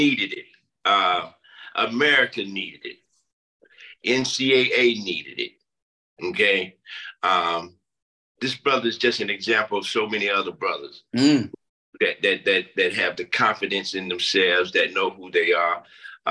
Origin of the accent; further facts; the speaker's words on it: Pinehurst, North Carolina, United States; moved away as an adult; also born or lived in Washington, D.C.; growing up in Pinehurst